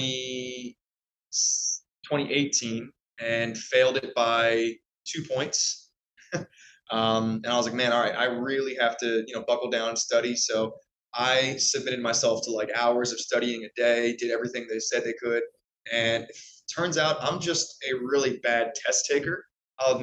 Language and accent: English; Anne Arundel County, Maryland, United States; I born and raised in Maryland, Anne Arundel County